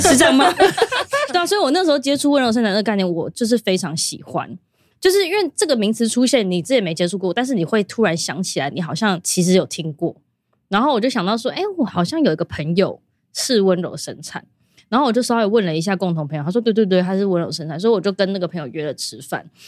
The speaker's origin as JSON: {"language": "Chinese", "region": "Taipei", "country": "Taiwan", "tie": "born or raised there", "also_born_or_lived": "Shenkeng", "said": "因为我们都是台北人"}